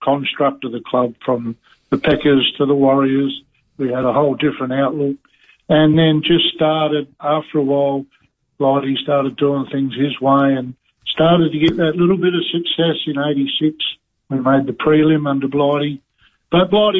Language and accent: English; Adelaide, South Australia, Australia; I came from Ferriton Park